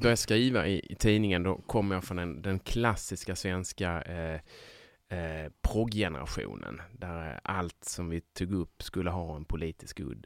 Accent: Sjöbo, Skåne, Sweden; moved away; Där mm. kommer jag, där är jag uppväxt

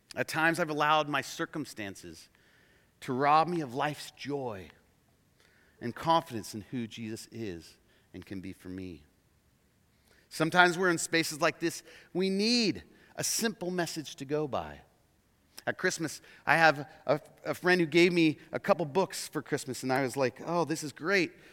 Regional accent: Oregon, United States; also born or lived in Portland, Oregon; We're from Oregon

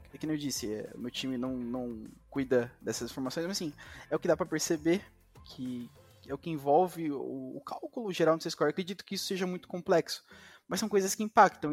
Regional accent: São Bernardo do Campo, São Paulo, Brazil; eu nasci em São Bernardo do Campo, em São Paulo, e estudei grande parte da minha educação, assim, até o meu sexto ano em escola

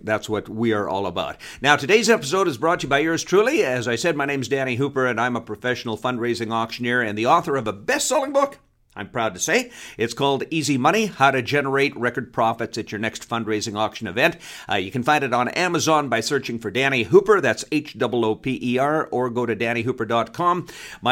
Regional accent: Canada; I'm from Canada

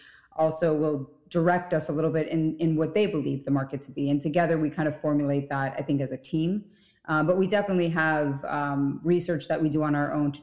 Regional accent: Miami, Florida, United States; moved away as an adult; also born or lived in New York; Originally, I was from Miami

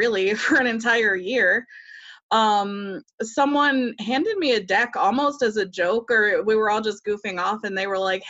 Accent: the Bible Belt, United States; I grew up in the Bible Belt

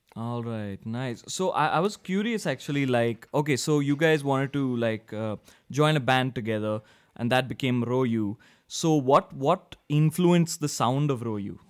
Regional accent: India; I'm from India

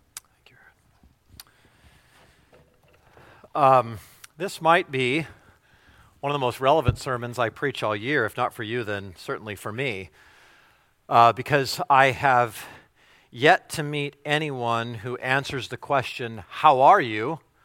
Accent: United States; if we're American

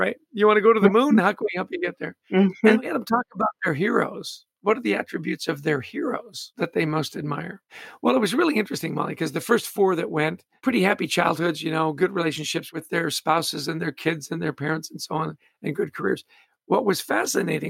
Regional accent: Vancouver, British Columbia, Canada; I was born in Canada, grew up in Vancouver.

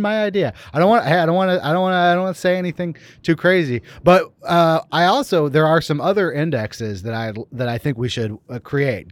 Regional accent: Berkeley, California, United States; moved away; I'm from here. I'm from Berkeley, California, but I haven't been back, uh, much over the last couple of years

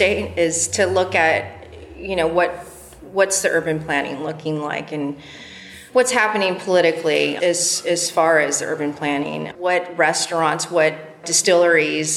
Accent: San Diego, California, United States; moved away as an adult; also born or lived in Boston / Washington, D.C. / New York / Philadelphia; now in Oakland, United States; San Diego, my hometown

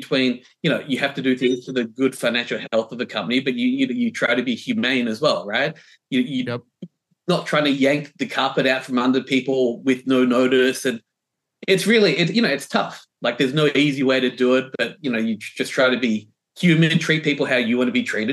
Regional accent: Melbourne, Victoria, Australia; moved away as an adult; now in New York City, United States; I grew up, I was born in Melbourne.

